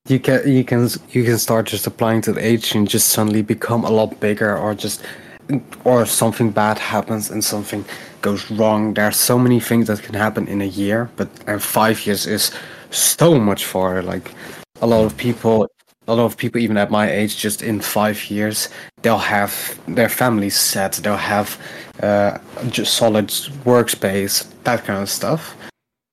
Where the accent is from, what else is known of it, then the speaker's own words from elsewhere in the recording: Netherlands; I'm Dutch, so I come from the Netherlands